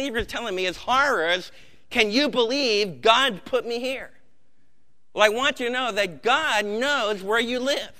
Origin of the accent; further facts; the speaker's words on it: Maplewood, New Jersey, United States; growing up in Maplewood, New Jersey